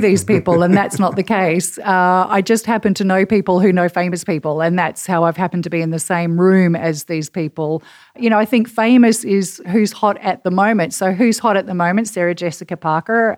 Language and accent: English; Perth, Western Australia, Australia; accent: Australian; now in New York City, United States; I am from Perth on the west coast of Australia, which is about eleven thousand miles away from New York City